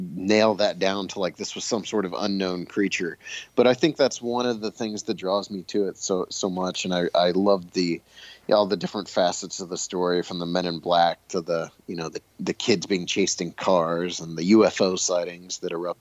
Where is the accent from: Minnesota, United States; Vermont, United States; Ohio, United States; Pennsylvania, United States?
Ohio, United States; Bolivar; my hometown of Bolivar, Ohio, which is a very small town